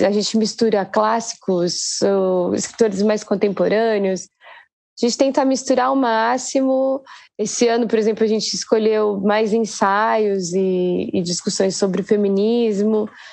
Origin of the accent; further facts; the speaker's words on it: Guarulhos, São Paulo, Brazil; guarulhense assim, meio apaixonada pela cidade.